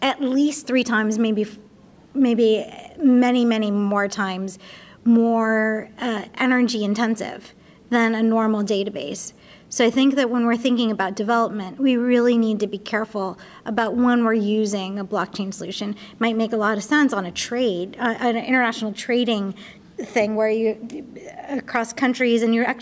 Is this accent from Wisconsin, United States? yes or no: no; Palo Alto, California, United States; I grew up in Palo Alto